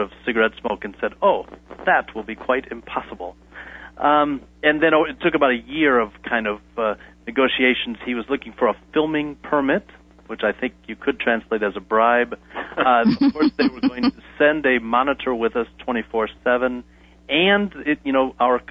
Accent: United States; as an American

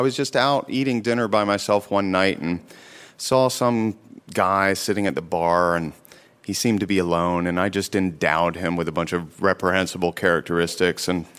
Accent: North Carolina, United States; moved away; I grew up in North Carolina, and both my parents are from a very small town and somewhat conservative

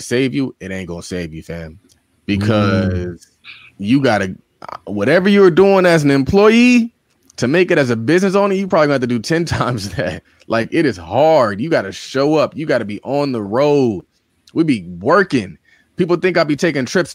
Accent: New York City, New York, United States; I'm from Harlem

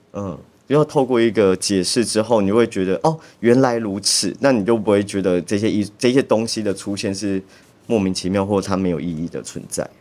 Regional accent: Chiayi, Chiayi City, Taiwan; moved away as an adult; 在高中毕业离开嘉义之前

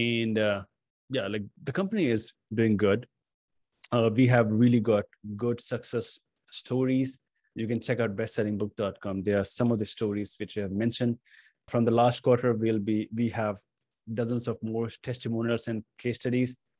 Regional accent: Patna, Bihar, India; moved away as an adult; also born or lived in New Delhi, India; my hometown, which is Patna

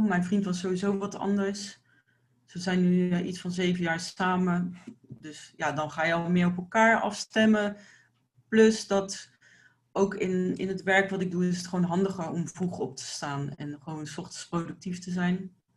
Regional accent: Delft, South Holland, Netherlands; ik kom uit Delft

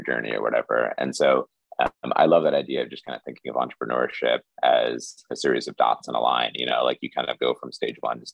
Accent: Indianapolis, Indiana, United States; also born or lived in New York; I grew up in Indiana. My township in Indianapolis was 99.97% white

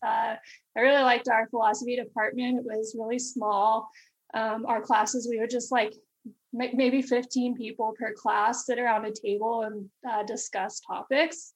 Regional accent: Amarillo, Texas, United States; I'm originally from Amarillo, Texas. It's in um, West Texas and a small city um, and uh, so just was born and raised there

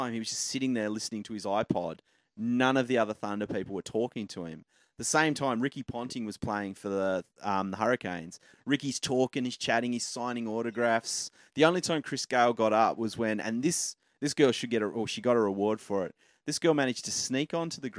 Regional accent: Hobart, Tasmania, Australia; That's my hometown

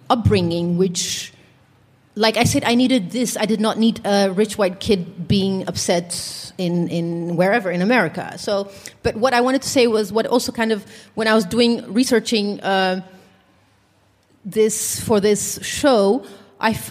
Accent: Netherlands; English is a second language; I missed in my life growing up in the Netherlands is uh, I read a lot.

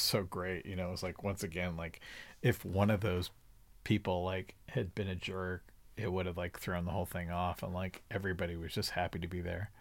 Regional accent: Laguna Beach, California, United States; I grew up in Laguna Beach

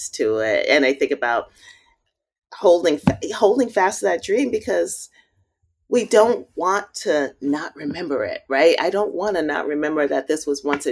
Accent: New York City, New York, United States; also born or lived in Ohio / South Carolina / Park Slope, Brooklyn; my block Madison Street, where I grew up in Bushwick

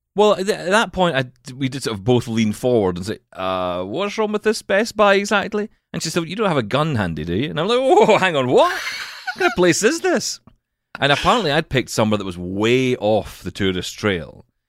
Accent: Glasgow, Scotland, United Kingdom; we're from Glasgow in Scotland

